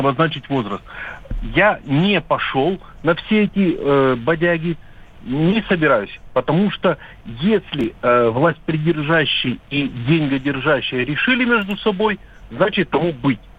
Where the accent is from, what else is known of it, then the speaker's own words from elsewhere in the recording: Yekaterinburg, Sverdlovsk Oblast, Russia; я из Екатеринбурга. Ну, родился я в Свердловске.